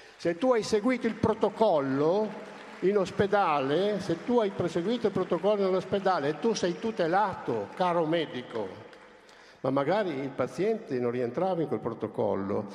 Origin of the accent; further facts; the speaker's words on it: Lombardy, Italy; io non sono colpevole di essere nato in Lombardia